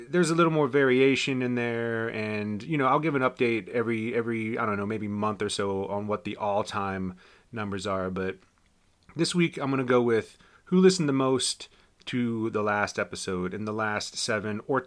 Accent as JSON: {"language": "English", "town": "Winchester", "region": "Virginia", "country": "United States", "tie": "born or raised there", "moved": "yes", "said": "Winchester, Virginia. My hometown"}